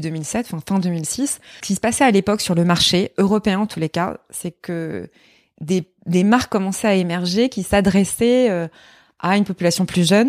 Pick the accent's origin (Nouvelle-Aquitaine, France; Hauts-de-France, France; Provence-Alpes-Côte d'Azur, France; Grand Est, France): Grand Est, France; Lorraine; moved away; also born or lived in Paris; j'étais un peu la seule fille coincée entre deux garçons euh, en Lorraine. Je suis Lorraine.